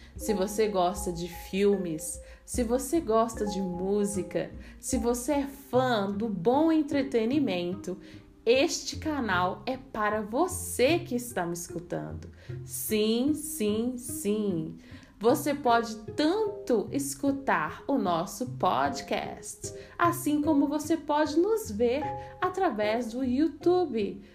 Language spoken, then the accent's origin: Portuguese; Minas Gerais, Brazil; eu sou mineira e eu tomo cafezinho